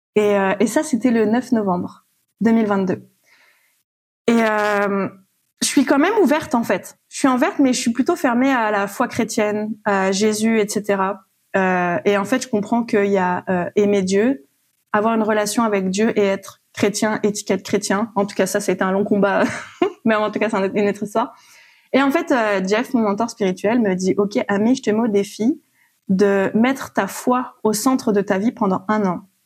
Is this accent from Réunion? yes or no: yes; Réunion; moved away; Je suis à plus de 6 000 kilomètres de, de mon pays d'origine. J'ai quitté la Réunion